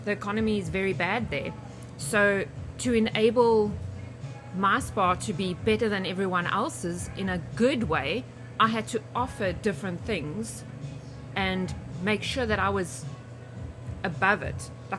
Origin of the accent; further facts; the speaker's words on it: South Africa; moved away as an adult; now in Windsor, Canada; I'm from South Africa, recently moved here. I've got two little ones and a husband. We live in Windsor.